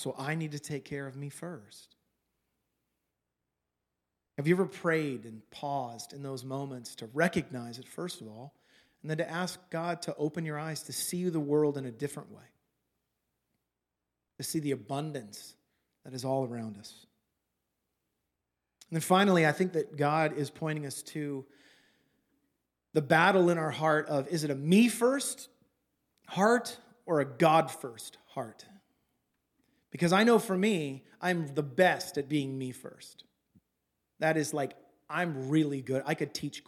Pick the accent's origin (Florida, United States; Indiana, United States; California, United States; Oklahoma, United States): California, United States; moved away as an adult; also born or lived in Los Angeles; now in Oregon, United States; I'm from California